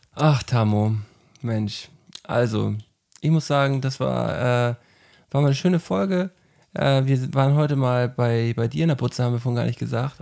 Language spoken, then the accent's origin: German; Flensburg, Schleswig-Holstein, Germany; bei uns in Flensburg im Kino, da war ich auch 18 oder so